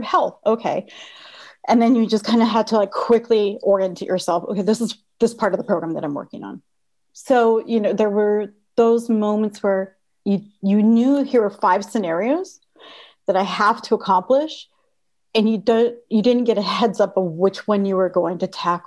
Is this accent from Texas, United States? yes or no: yes; Texas–Mexico border, United States; moved away; I grew up on the border of Texas and Mexico, and we were pretty poor